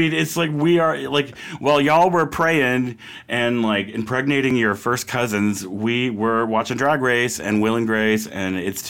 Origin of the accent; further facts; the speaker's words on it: United States; So, I mean, I'm fucking American. Generations born and bred.